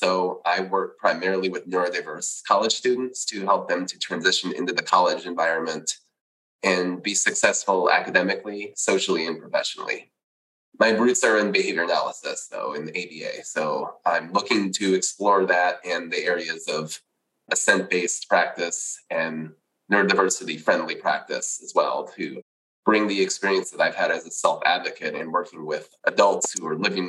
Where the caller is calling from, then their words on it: Houston, Texas, United States; I'm calling from Houston, Texas.